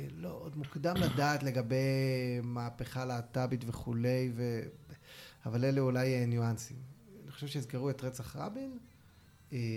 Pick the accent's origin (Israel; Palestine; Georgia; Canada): Palestine; Ofra, West Bank; תראה, תראה גדלתי בעופרה, בתקופת האינתיפאדה בדיוק.